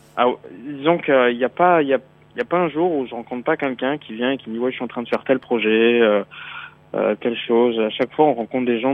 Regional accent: Brittany, France; also born or lived in Paris / Beijing; now in Shanghai, China; Je suis breton à la base

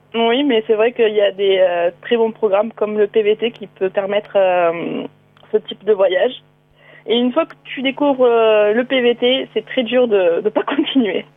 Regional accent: France; En tant que Français

